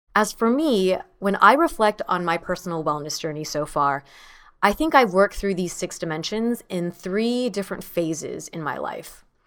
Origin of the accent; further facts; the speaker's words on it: United States; my sister and I are the first in our family to be born and raised in the United States